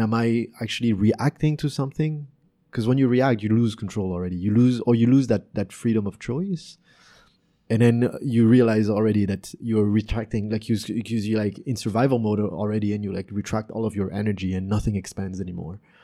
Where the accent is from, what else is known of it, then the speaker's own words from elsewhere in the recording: France; also born or lived in Canada; now in Vietnam; growing up in France and Canada